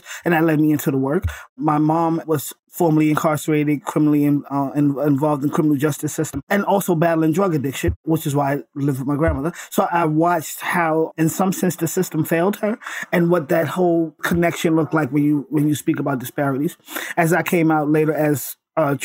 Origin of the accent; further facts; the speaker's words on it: New York City, New York, United States; born and raised in Brooklyn, New York, raised by my grandma